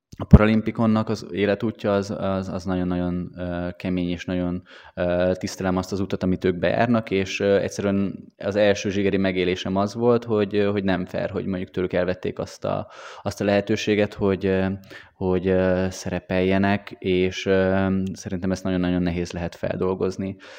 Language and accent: Hungarian; Hungary; mi magyarok vagyunk